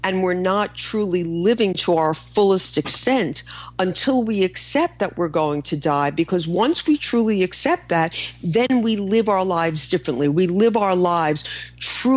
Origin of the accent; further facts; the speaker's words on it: New York, United States; I'm a New Yorker.